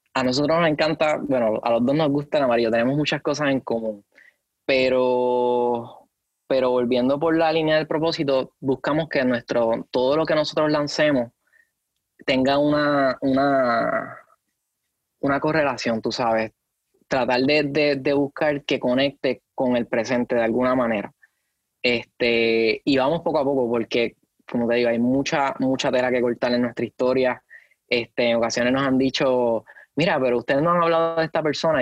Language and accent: Spanish; Puerto Rico; lo que somos como puertorriqueños.